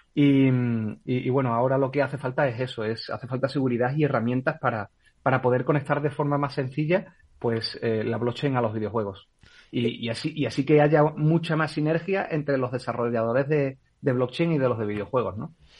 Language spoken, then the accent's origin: Spanish; Spain; soy española